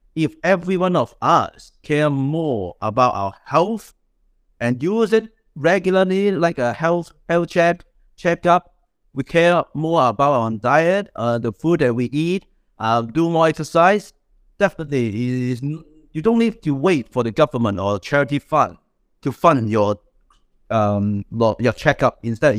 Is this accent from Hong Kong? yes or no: yes; Hong Kong; moved away as an adult; now in London, United Kingdom; I came from Hong Kong all the way. Before I moved from Hong Kong to London and studied in Cambridge, I worked on the healthcare and NGO for like 10 years